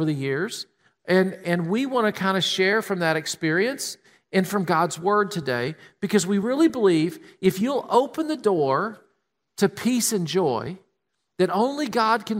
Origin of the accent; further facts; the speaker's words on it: Tennessee, United States; now in Columbus, United States; We grew up in Tennessee.